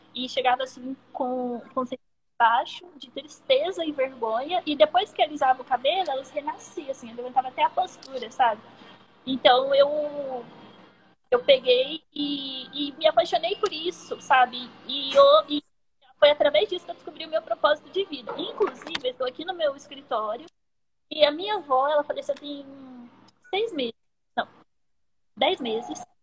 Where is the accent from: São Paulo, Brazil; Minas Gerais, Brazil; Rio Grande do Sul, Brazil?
Minas Gerais, Brazil; Uberaba; eu sou de Uberaba, sou mineira